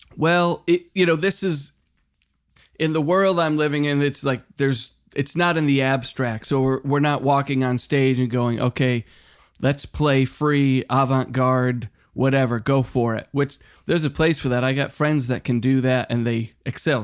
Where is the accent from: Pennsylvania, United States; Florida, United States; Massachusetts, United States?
Massachusetts, United States; Western; now in Los Angeles, United States; when I was a kid growing up in Western Mass